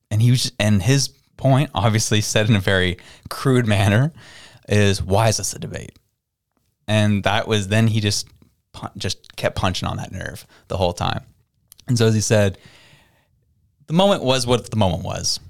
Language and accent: English; Canada; as a Canadian